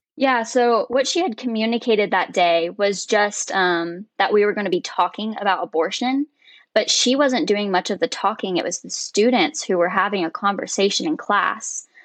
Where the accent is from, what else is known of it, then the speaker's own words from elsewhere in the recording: Woodstock, Georgia, United States; moved away as an adult; now in Roanoke, United States; I was actually born and raised in Woodstock, Georgia.